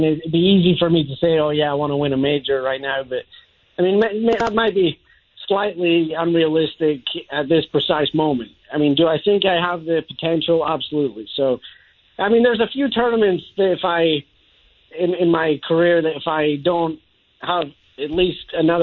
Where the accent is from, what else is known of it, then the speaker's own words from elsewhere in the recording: Scotland, United Kingdom; now in United States; growing up in Scotland